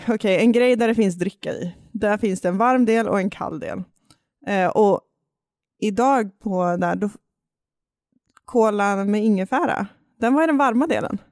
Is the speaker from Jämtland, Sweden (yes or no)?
yes; Jämtland, Sweden; accent: Jämtland dialect; min jämtländska dialekt flyga fram här